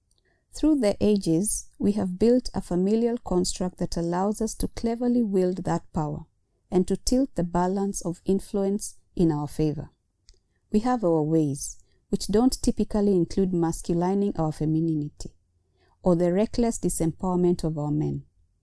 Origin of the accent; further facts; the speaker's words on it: Kenya; honoring the masculinity of my Kenyan brothers without devaluing my contributions as a Kenyan woman